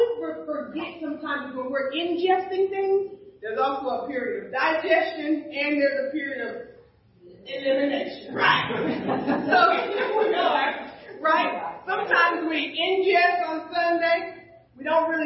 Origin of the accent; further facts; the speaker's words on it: the South, United States; moved away; When I grew up in the South, when it was time to pray, you had to get on your knees at night by the edge of the bed